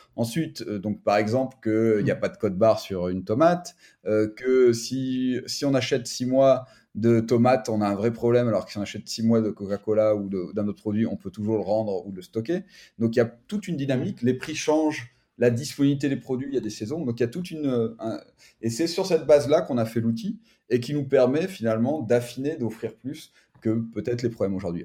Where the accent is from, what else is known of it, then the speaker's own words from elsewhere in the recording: France; moved away as an adult; now in Barcelona, Spain; on est Français